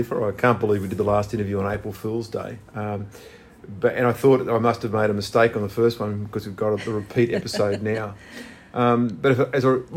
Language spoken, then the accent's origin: English; Australia; now in New South Wales, Australia; my home state